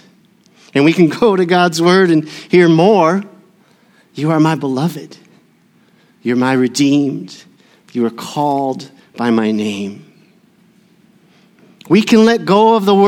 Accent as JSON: {"language": "English", "town": "Burnsville", "region": "Minnesota", "country": "United States", "tie": "born or raised there", "said": "my hometown of Burnsville"}